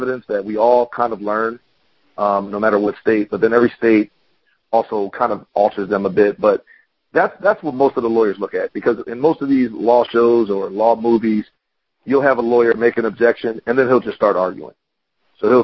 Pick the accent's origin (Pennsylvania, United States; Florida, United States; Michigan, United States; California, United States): Pennsylvania, United States; Philadelphia; moved away; I'm originally from Pennsylvania, from Philadelphia